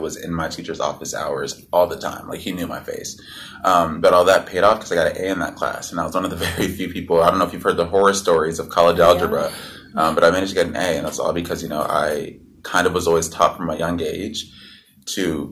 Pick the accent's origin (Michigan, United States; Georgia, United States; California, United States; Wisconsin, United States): Georgia, United States; Atlanta; I'm from Atlanta, Georgia